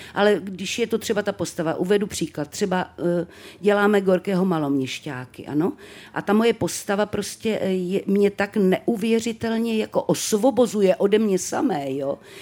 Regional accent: Třebíč, Vysočina Region, Czechia; jsem teda z té Třebíče, narodila jsem se v Třebíči

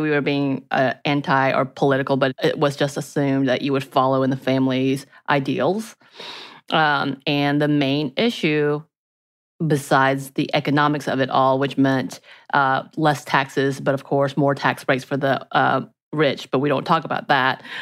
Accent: Georgia, United States; where I grew up are very red

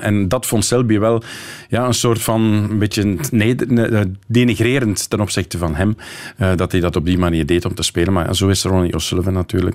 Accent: Kortrijk, Flanders, Belgium; als Kortrijkzaan

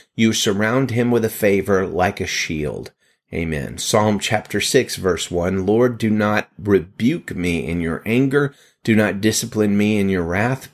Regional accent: Pittsburgh, Pennsylvania, United States; my hometown, Pittsburgh, Pennsylvania

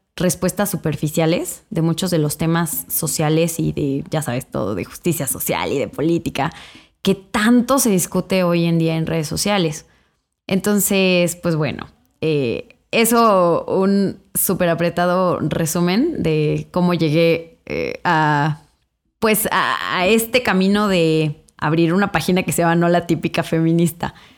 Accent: Irapuato, Guanajuato, Mexico; moved away as an adult; also born or lived in England; yo soy de Irapuato, Guanajuato

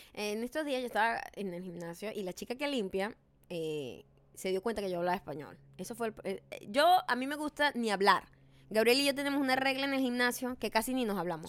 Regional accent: Venezuela; moved away; De Venezuela

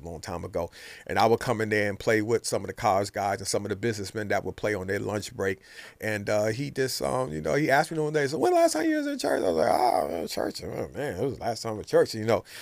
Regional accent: New York City, New York, United States; moved away; also born or lived in Brooklyn, New York; grew up in New York City in the Bronx

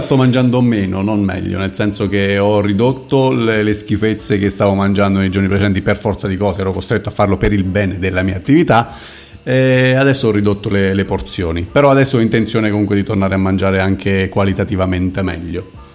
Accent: near Pescara, Abruzzo, Italy; dalle, dalle mie parti, vicino Pescara e la periferia di Pescara

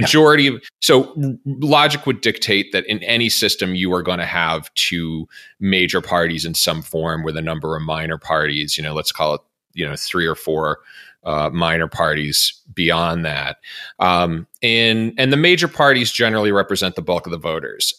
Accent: Massachusetts, United States; my home state of, our, well, our home state of Massachusetts

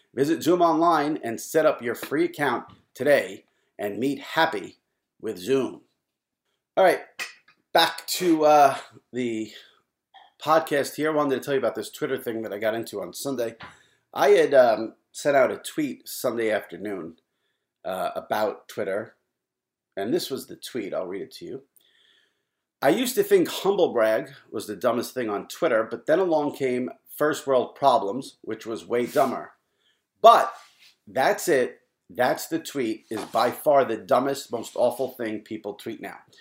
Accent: New York, United States; as a New Yorker who's followed New York media for a long time

